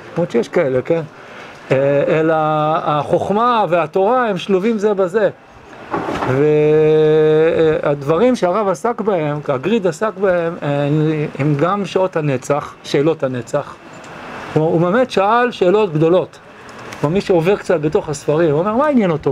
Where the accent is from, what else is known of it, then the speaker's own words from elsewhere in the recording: Israel; also born or lived in New York, United States; אני נולדתי בניו יורק, עליתי ארצה כשהייתי בן שבע